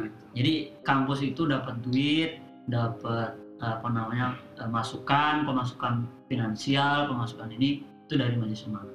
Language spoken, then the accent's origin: Indonesian; Blitar, East Java, Indonesia; moved away; asal Blitar